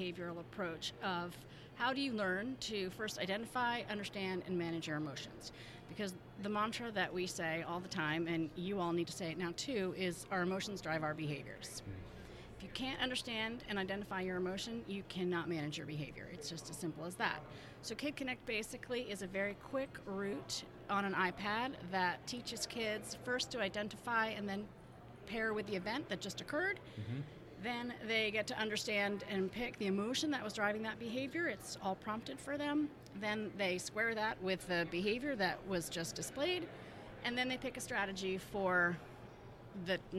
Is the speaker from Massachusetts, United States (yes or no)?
yes; Massachusetts, United States; I'm from Massachusetts.